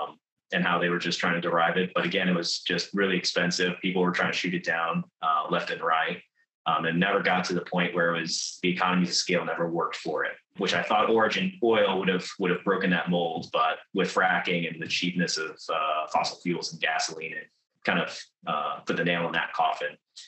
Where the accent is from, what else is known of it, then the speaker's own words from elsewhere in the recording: Virginia, United States; now in North Carolina, United States; Right now, I'm stationed in North Carolina. I've got all over, kind of originally from Virginia, but I've recently, for the last 9 years, I've been stationed in Eastern North Carolina as a service member in the United States Marine Corps.